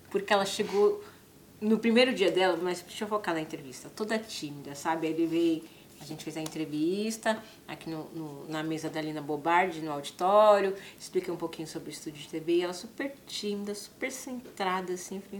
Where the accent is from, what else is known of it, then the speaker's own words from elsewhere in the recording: São Paulo, Brazil; eu sou da periferia de São Paulo.